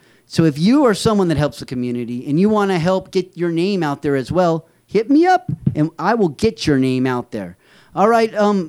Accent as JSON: {"language": "English", "town": "San Felipe", "region": "Baja California", "country": "Mexico", "tie": "born or raised there", "lives_now": "United States", "said": "And it reminds me of my days in Mexico because I grew up partially in Mexico, in San Felipe, where we have a beach house, which we still have to this day."}